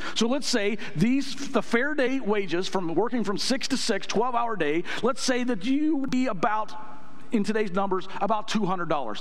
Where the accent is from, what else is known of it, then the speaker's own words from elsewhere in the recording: United States; I'm an American